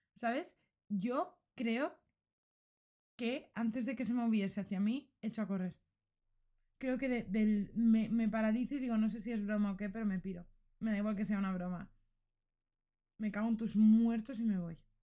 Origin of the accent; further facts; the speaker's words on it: Xeresa, Valencian Community, Spain; podría haber sido mi pueblo, podría haber sido Xeresa